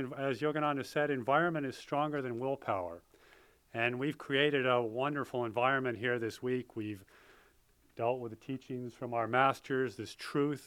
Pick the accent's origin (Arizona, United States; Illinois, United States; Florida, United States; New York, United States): New York, United States; Poughkeepsie; I grew up in Poughkeepsie, New York